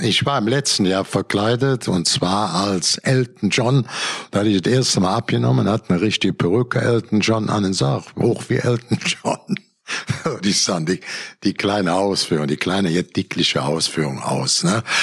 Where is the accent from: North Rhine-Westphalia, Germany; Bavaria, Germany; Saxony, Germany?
North Rhine-Westphalia, Germany; Cologne area; ich komme aus dem Köl vom Kölner Land, äh, zehn Kilometer vom Kölner Dom.